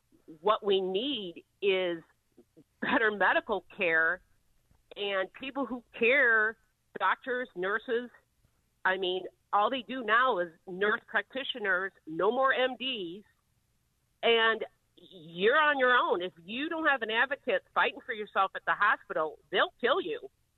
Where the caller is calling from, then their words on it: St. Joseph, Michigan, United States; from St. Joe, Michigan.